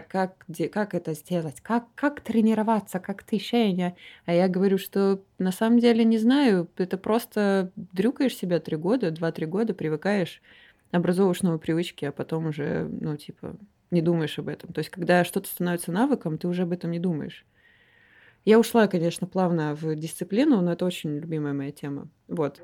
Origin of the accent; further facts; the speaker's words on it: Omsk, Omsk Oblast, Russia; moved away as an adult; now in Moscow, Russia; Я из Омска. Приехала я в Москву 10 лет назад э, поступать. Вот до 18 лет я жила